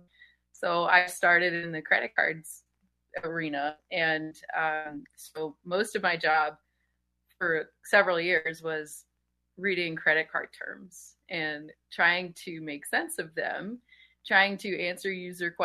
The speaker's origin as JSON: {"language": "English", "town": "Denham Springs", "region": "Louisiana", "country": "United States", "tie": "born or raised there", "moved": "as an adult", "said": "I'm from Baton Rouge, and it's suburb Denham Springs. I lived there until I was about 27 or so"}